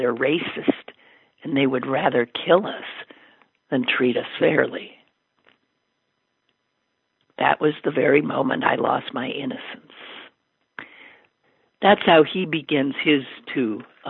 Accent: Detroit, Michigan, United States; I was in the middle of the street in my hometown, Detroit, Michigan, playing urban baseball with my friends

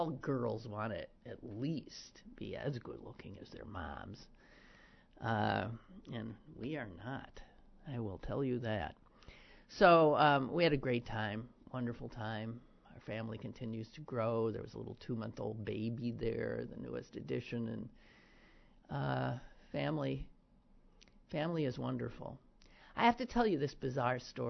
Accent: Wisconsin, United States; now in Pittsburgh, United States; From my home state of Wisconsin

